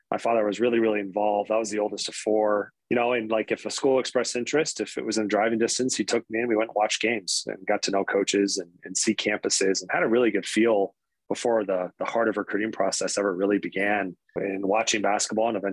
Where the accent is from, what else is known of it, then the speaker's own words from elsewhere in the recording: Michigan, United States; born and raised in Michigan, I'm a Michigan State fan always